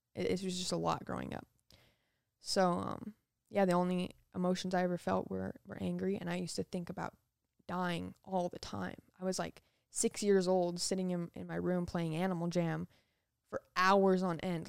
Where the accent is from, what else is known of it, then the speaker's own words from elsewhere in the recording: Las Vegas, Nevada, United States; also born or lived in Utah / Florida; I grew up in Las Vegas. I was born in Utah, in a very, very tiny little city